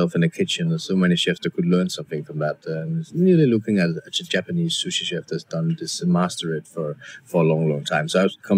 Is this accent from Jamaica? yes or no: no; Randers, Central Denmark Region, Denmark; English is a second language; moved away as an adult; also born or lived in London, United Kingdom; now in Copenhagen, Denmark; I coming, as I said, from this very farmer family where we didn't speak any word English at all